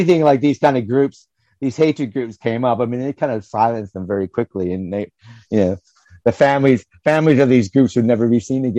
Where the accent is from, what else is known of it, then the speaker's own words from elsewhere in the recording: the North, United States; we come from the North